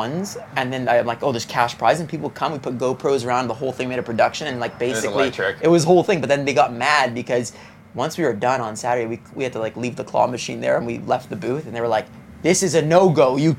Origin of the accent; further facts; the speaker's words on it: Montreal, Quebec, Canada; from Montreal, no, but here's the difference.